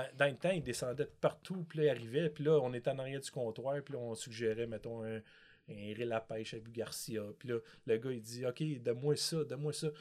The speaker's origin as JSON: {"language": "French", "town": "Montreal", "region": "Quebec", "country": "Canada", "tie": "born or raised there", "said": "j'étais un petit gars de Montréal"}